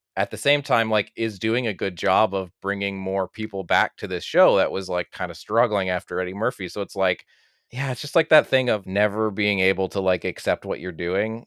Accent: Canada; as a Canadian, like, you know, born in, in the eighties and grew up late eighties into the nineties

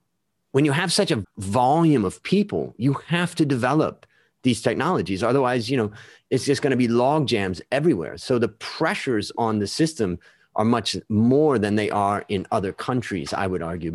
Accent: United States; moved away as an adult; as an American growing up in America

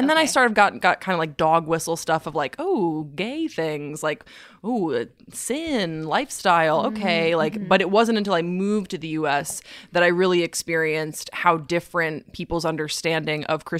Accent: Waterloo, Walloon Region, Belgium; I grew up in Waterloo, Belgium. So I grew up overseas

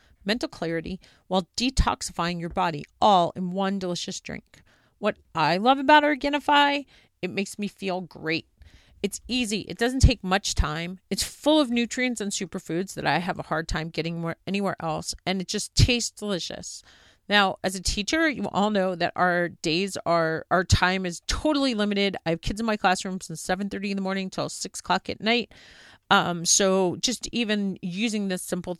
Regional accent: New York, United States; I'm actually a New Yorker. I grew up in New York

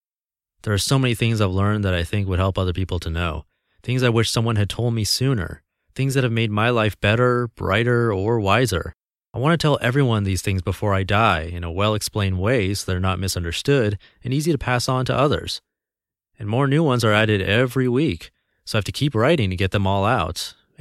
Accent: California, United States; I was born in California and grew up with what I felt was a normal upbringing with normal values.

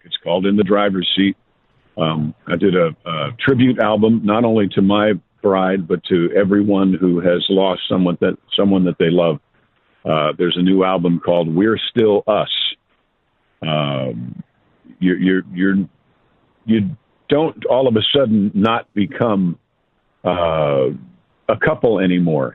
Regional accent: Mount Kisco, New York, United States; I'm from Mount Kisco

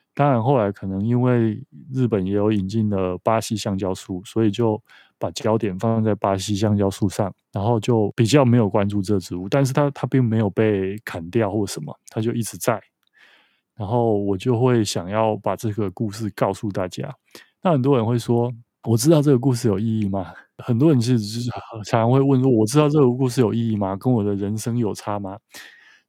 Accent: Taiwan; 小时候我其实从来没有离开过台湾

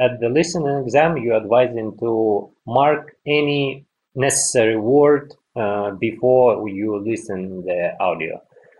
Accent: Yakutsk, Sakha Republic, Russia; English is a second language; now in Moscow, Russia; Yeah, because I was born in Yakutsk. It's a part of the Russian Federation, but it's located at really, really east part of the Russia

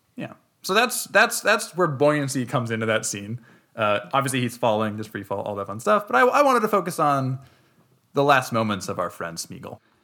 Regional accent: Minnesota, United States; we're from Minnesota.

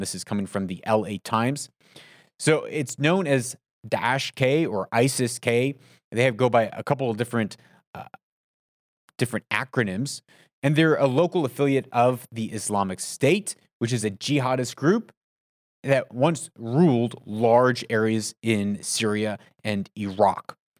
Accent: United States; also born or lived in Middle East; as an American

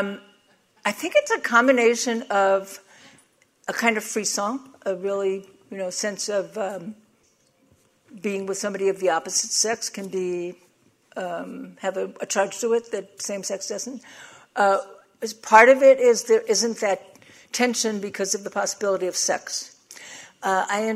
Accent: New York, United States; I'm from New York

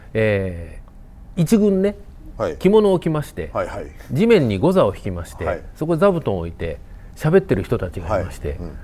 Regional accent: Kobe, Hyogo, Japan; 僕がまあ本当に育った神戸っていう町

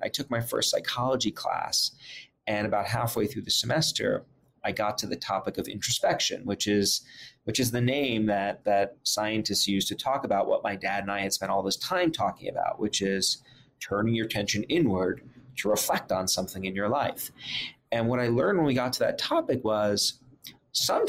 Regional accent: New York City, New York, United States; I grew up in Brooklyn, New York

